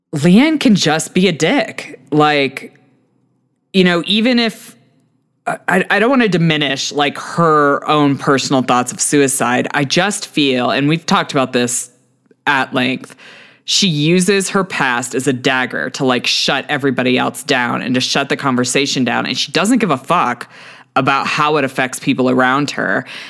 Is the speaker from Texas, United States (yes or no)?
yes; Texas, United States; as a Texan